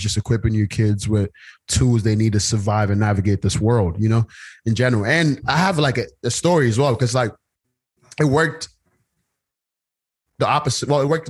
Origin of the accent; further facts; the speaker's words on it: Lagos, Nigeria; I grew up in Lagos, and like the only people that spoke it was like my family and like family friends that were from Basange.